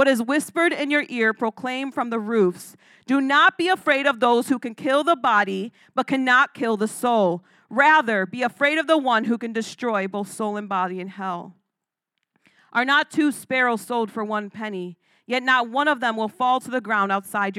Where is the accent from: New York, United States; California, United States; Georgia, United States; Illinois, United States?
Illinois, United States; Chicago; I was born and raised in Chicago